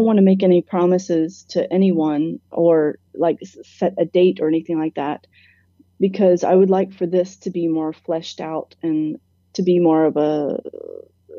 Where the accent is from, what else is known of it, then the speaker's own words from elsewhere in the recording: Atlanta, Georgia, United States; moved away as an adult; also born or lived in London; I grew up here. I lived here most of my life